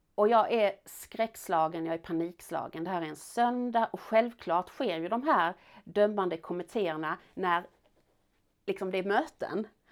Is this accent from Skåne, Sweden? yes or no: yes; Malmö, Skåne, Sweden; also born or lived in France; jag växte upp i Malmö centrum